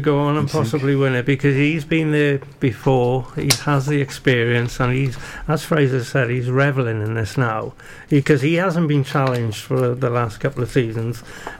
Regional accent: United Kingdom; And as a British fan, I want Lewis Hamilton to go on and win it.

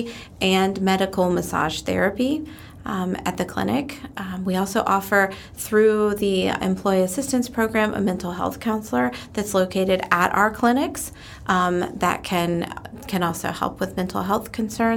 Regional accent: New Jersey, United States; now in Polk County, Florida, United States; I am originally from New Jersey. Me and my family moved down here in 2005

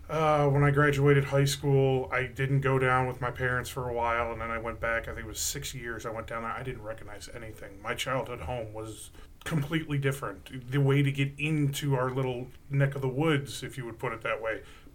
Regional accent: Cleveland, Ohio, United States; also born or lived in Virginia Beach, Virginia; We moved into the Cleveland area in 91.

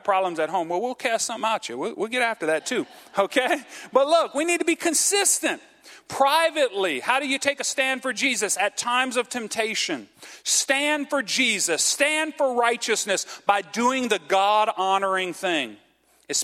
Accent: Cajun, Louisiana, United States; I'm Cajun.

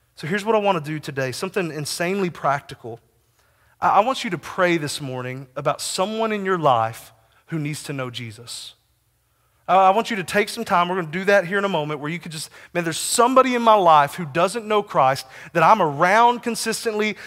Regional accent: Texas, United States; also born or lived in Kansas; I lived as an ambassador to Kansas from the great state of Texas for five years

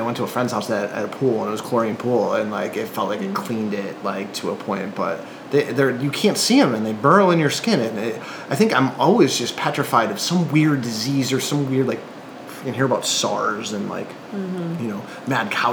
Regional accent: the Northeast, New York, United States; I'm from the Northeast. Like, we don't have chiggers in New York

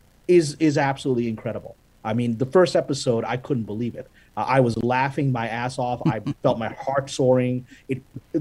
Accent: Pakistan; now in United States; I'm Pakistani. I was born in Pakistan, Pakistani American

